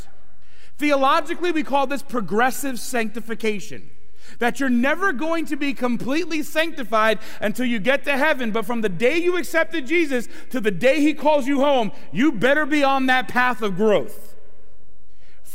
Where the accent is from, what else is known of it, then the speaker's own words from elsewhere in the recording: Brooklyn, New York, United States; now in Philadelphia area, United States; I'm originally from Brooklyn, New York